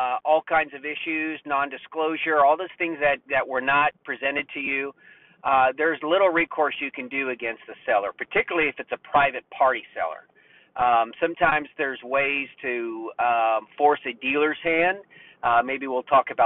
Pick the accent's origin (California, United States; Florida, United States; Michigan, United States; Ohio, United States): Florida, United States; now in North Carolina, United States; I'm from Florida, but I live in North Carolina